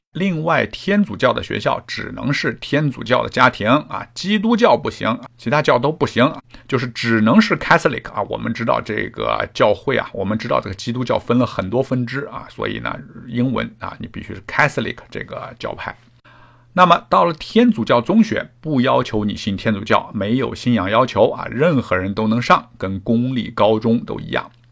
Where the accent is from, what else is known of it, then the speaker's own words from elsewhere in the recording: China; now in Canada; 那么我们中国人来了，反正是移民嘛